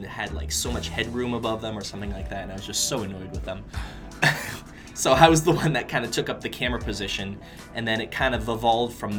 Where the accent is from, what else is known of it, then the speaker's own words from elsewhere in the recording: California, United States; moved away as an adult; also born or lived in Boston; I grew up in California.